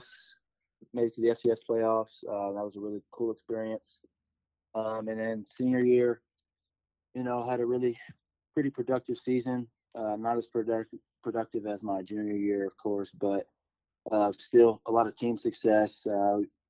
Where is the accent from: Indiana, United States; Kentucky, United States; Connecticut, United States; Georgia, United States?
Kentucky, United States; Louisville; moved away; I'm from Louisville, Kentucky